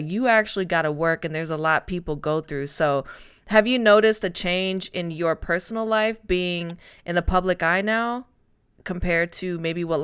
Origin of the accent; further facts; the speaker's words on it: Spain; now in Atlanta, United States; because I'm originally from Spain and I've bounced around the joke with my friends.